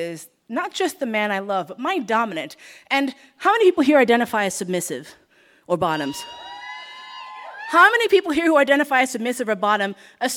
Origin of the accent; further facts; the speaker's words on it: United States; I, as an American